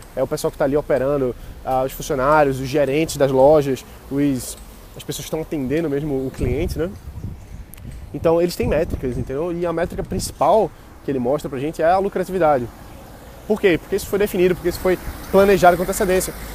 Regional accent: Brazil; a gente, como brasileiro

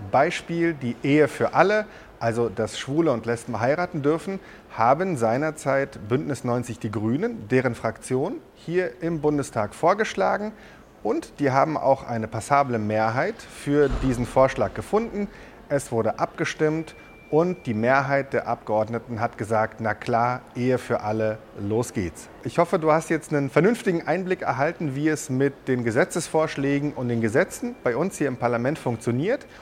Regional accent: Germany; Wir haben ja bei uns in Deutschland

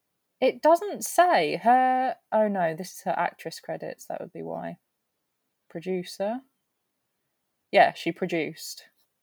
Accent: United Kingdom; Well, look, I don't think this is a reflection of me as a British person.

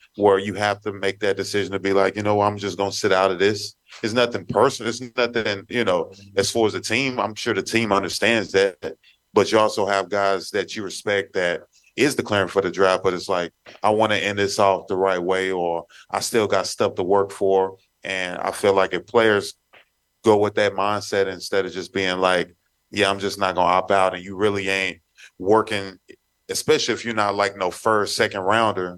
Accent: Texas, United States; moved away; I grew up in Texas

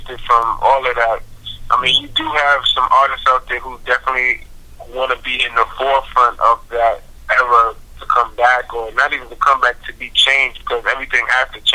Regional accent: New York City, New York, United States; I am born and raised in Brooklyn, New York.

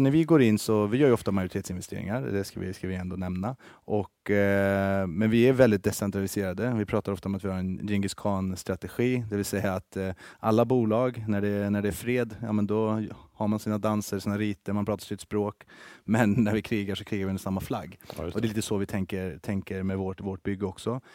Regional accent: Karlstad, Värmland, Sweden; moved away as an adult; also born or lived in Helsingborg; now in Stockholm, Sweden; jag är uppväxt i Karlstad eh, i Värmland

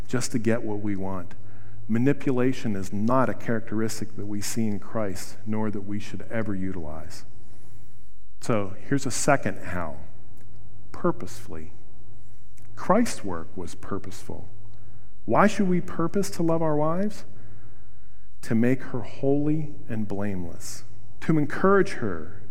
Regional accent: Wheeling, West Virginia, United States; I grew up in Wheeling, West Virginia

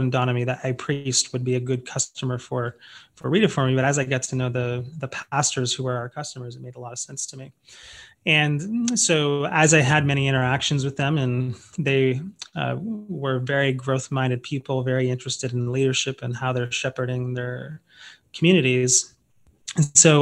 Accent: Oakville, Ontario, Canada; moved away as an adult; now in San Antonio, United States; I was living in Toronto, Ontario, actually a town just outside of it called Oakville

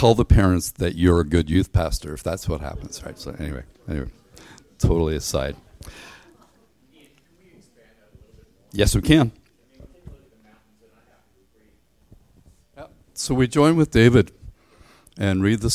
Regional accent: Ireland; moved away as an adult; also born or lived in Canada; I grew up in Ireland where the highest mountain is maybe 3,000 feet.

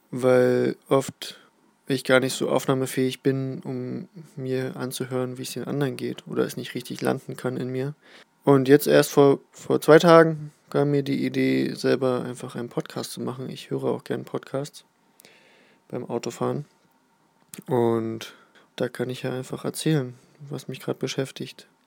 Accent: Berlin, Germany; now in Südniedersachsen, Germany; bin 30 Jahre alt, gebürtig aus Berlin, dort habe ich auch lange, lange Jahre gelebt und wohne jetzt seit fast einem Jahr auf dem Land in Südniedersachsen

